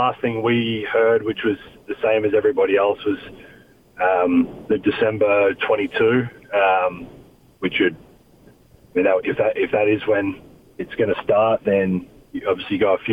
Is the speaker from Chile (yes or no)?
no; Australia; moved away as an adult; now in United States; I'm Australian.